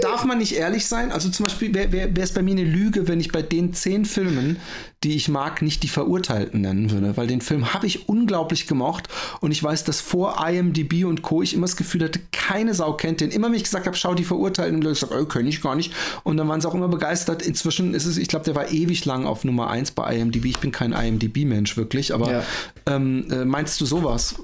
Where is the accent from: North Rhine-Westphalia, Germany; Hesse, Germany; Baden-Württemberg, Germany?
Baden-Württemberg, Germany; Waldbronn; Ich bin ja in Waldbronn äh, aufgewachsen, das ist so ein bisschen äh, bei Karlsruhe da um die Ecke.